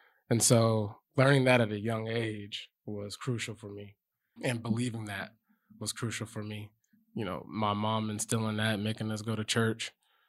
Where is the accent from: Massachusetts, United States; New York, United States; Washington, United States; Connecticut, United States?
Washington, United States; Lacey; Lacey, Washington.